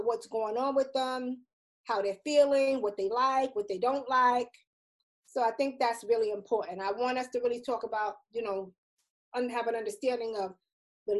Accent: New York City, New York, United States; I'm from the Bronx, New York

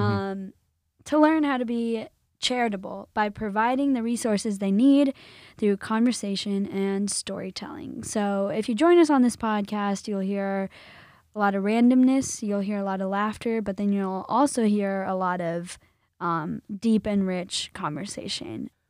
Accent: Illinois, United States; I grew up in the land of Lincoln

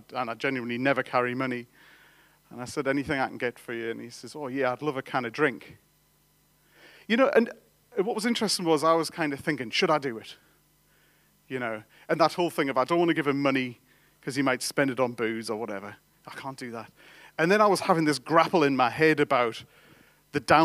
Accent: England, United Kingdom; I'm an Englishman

